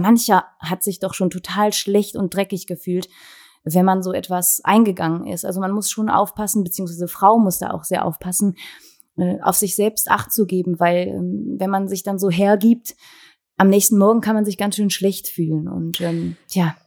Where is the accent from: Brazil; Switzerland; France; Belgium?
Belgium; Wallonia; bei uns in Ostbelgien